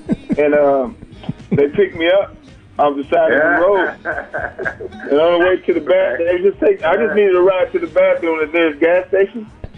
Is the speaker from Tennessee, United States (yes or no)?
no; Michigan, United States; we're from Michigan, but my family grew up in Arkansas